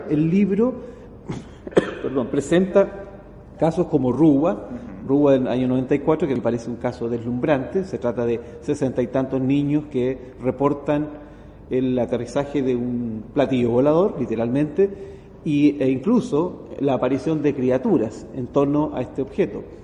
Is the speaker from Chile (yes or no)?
yes; Chile; en mi país, en Chile